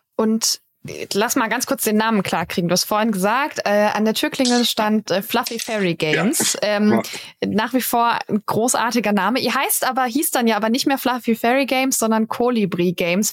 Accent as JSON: {"language": "German", "area": "Karlsruhe area", "region": "Baden-Württemberg", "country": "Germany", "said": "Ich komme da aus der Gegend."}